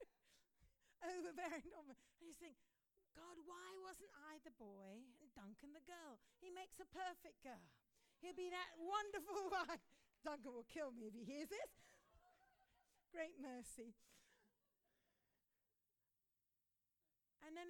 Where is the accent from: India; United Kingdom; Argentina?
India; We grew up in India together, we were boarding school together.